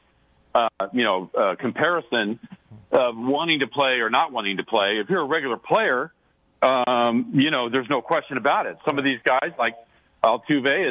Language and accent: English; Sacramento, California, United States; growing up in Sacramento